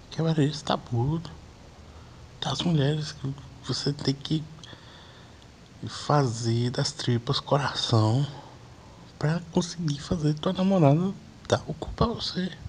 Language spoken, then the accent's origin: Portuguese; Pirapora, Minas Gerais, Brazil; Eu sou de Minas, interior de Minas, Pirapora. Mas já morei na cidade.